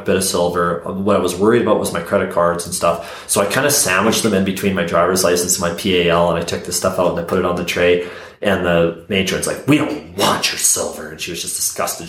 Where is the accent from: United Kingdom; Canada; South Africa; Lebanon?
Canada; I'm from Canada.